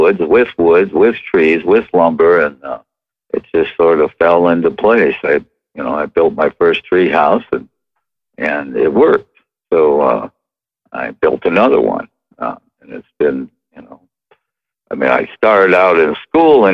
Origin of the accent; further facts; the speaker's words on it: Midwest, United States; moved away; I grew up in the Midwest and there wasn't really tree houses where I was